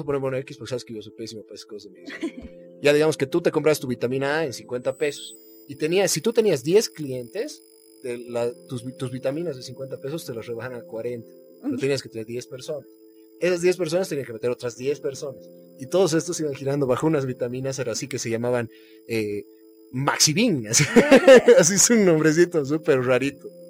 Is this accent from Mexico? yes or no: no; Bolivia; los bolivianos tenemos fe en Bolivia